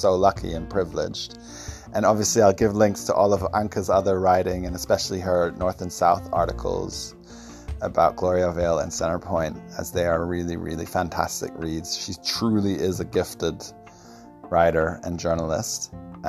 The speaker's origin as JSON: {"language": "English", "town": "Stockholm", "region": "Stockholm County", "country": "Sweden", "tie": "born there", "said": "Last thing I wanted to say was I was born in Stockholm a couple of days after the Bader Meinhof gang took the German embassy"}